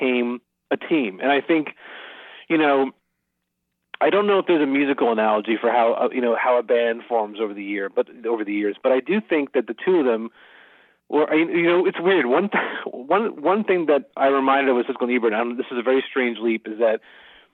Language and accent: English; Philadelphia, Pennsylvania, United States; I grew up in Philadelphia